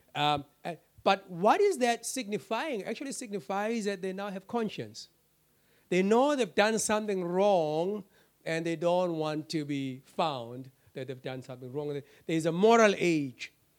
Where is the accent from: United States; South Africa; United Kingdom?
South Africa; my South African citizenship